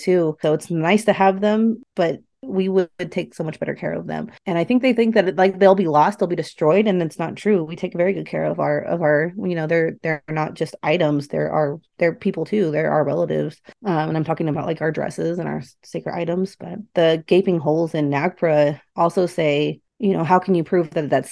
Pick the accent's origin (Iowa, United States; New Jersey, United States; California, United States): California, United States; Sacramento; I grew up in Sacramento